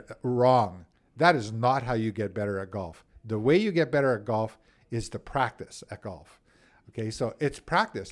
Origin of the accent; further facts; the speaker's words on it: Winnipeg, Manitoba, Canada; I grew up in Saint Vital as a kid.